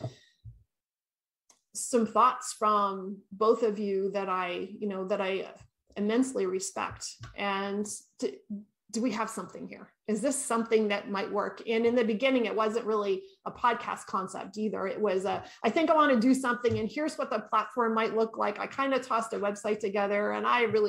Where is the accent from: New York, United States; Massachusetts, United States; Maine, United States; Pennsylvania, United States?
Maine, United States; moved away as an adult; also born or lived in New Hampshire; now in California, United States; I grew up in Maine, between Maine and New Hampshire, and we raised our kids there.